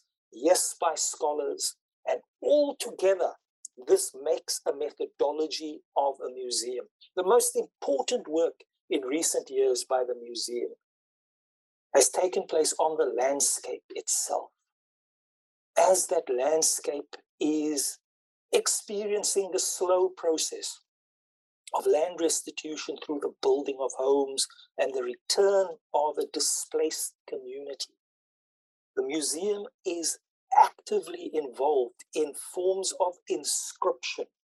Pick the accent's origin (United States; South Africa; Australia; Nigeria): South Africa; Cape Town, Western Cape; I come from District 6. You know, I was born in District 6. I went to school